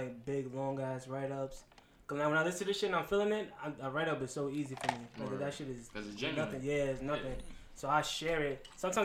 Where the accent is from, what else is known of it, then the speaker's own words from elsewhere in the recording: New York City, New York, United States; moved away; also born or lived in Brooklyn; I'm from Queens. Mm-hmm. That's how I know AJ from junior high school